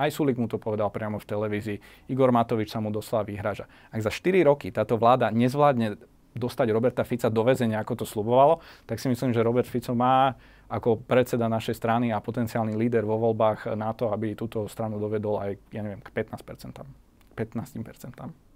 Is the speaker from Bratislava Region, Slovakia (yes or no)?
yes; Bratislava, Bratislava Region, Slovakia; som rodený Bratislavčan, mi celkom vyhovuje, Bratislava mi je blízka, mám to tu rád